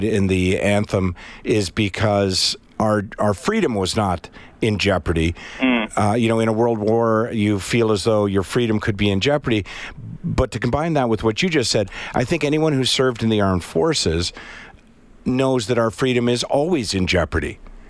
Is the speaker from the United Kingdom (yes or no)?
no; Canada; I want everyone to know I'm Canadian.